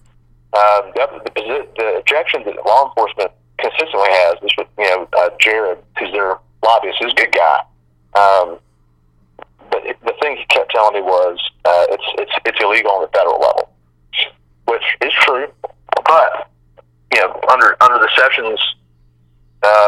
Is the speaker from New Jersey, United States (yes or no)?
no; Spartanburg, South Carolina, United States; I'm originally from Spartanburg